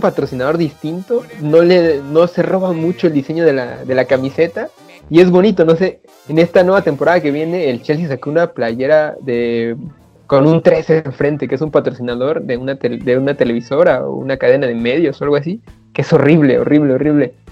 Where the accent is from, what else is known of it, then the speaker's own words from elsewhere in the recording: Comitán, Chiapas, Mexico; Soy de Comitán